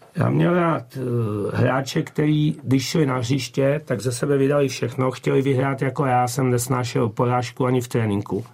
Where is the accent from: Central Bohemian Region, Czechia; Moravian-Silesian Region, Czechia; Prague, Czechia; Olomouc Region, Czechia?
Central Bohemian Region, Czechia; Votice; moved away as an adult; pocházím z Votic, jo, z Povoticích, eh, kde jsem hrál už jako dorostené za chlapy